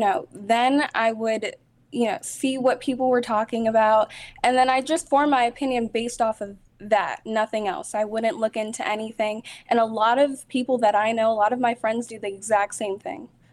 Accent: South Florida, United States; I'm from Florida. I lived in South Florida all my life

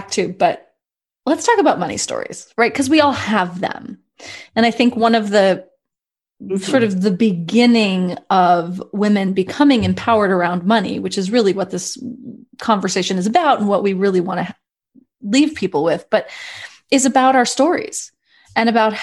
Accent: New York City, New York, United States; I grew up in New York City

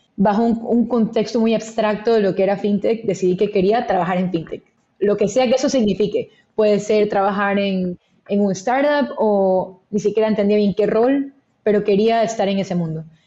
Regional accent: Guayaquil, Guayas, Ecuador; moved away as an adult; also born or lived in Philadelphia, United States / New York, United States; Soy originalmente de Ecuador, que creo que siempre es importante comentar, nací, crecí, nací, crecí en Guayaquil

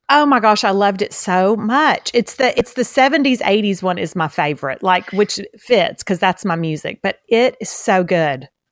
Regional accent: Beaumont, Texas, United States; accent: Southeast Texas; I'm from Texas, same as you.

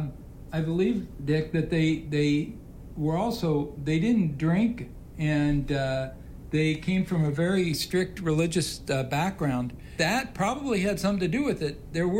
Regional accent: Jackson Center, Ohio, United States; Cousin Richard and his brother Edley and I grew up in Jackson Center, Ohio.

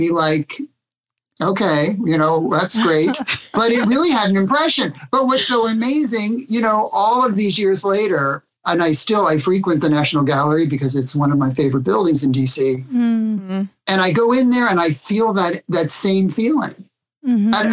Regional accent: Washington, District of Columbia, United States; I was born in Washington, D.C., but I grew up in the suburbs

